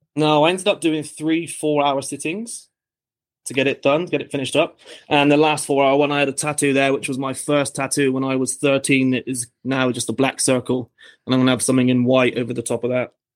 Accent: Bristol, South West England, United Kingdom; moved away as an adult; now in Australia; I'm from England originally, so I'm from the southwest. It's a harbour town called Bristol

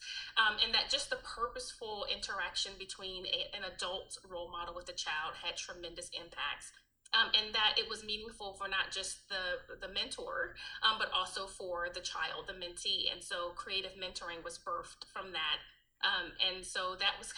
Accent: Alabama, United States; moved away as an adult; also born or lived in New Jersey; I was born in New Jersey. I'm raised in Alabama. And then came back to New Jersey

